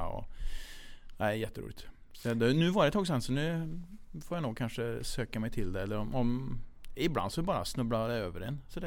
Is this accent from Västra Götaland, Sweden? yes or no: no; Kil, Värmland, Sweden; vi är från Kil båda två